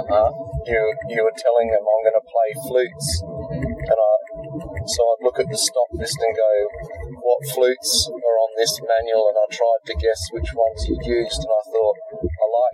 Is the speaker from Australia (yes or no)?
yes; Victor Harbor, South Australia, Australia; my hometown of Victor Harbour.